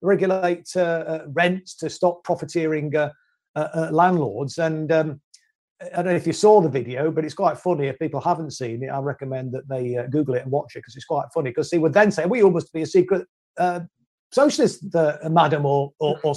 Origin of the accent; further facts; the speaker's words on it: Derby, East Midlands, United Kingdom; my hometown of Derby back in 1971